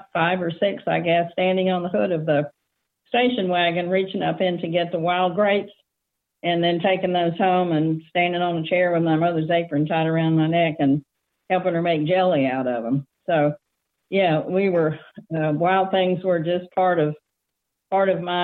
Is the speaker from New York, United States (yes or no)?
no; Austin, Texas, United States; moved away as an adult; also born or lived in Houston, Texas; now in Southern Appalachia, United States; I was born in Houston, but grew up in Austin. They moved there when I was about 5 months old